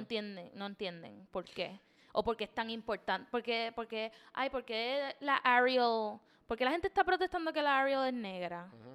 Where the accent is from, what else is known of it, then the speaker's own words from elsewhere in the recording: Puerto Rico; desde chiquito, te sientan y te dicen, los puertorriqueños somos tres razas